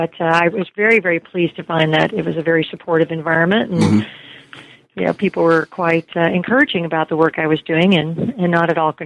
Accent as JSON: {"language": "English", "country": "United States", "said": "we get that as Americans"}